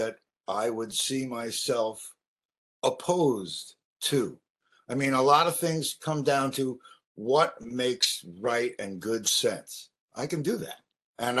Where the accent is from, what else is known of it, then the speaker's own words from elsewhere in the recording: New York City, New York, United States; also born or lived in California; now in Maui, United States; I'm from New York, from Brooklyn, New York.